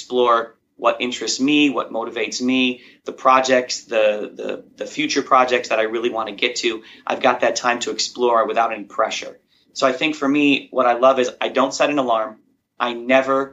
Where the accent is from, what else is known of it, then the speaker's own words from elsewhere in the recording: Chicago, Illinois, United States; I grew up in Chicago, and outside of Chicago in a small little blue-collar town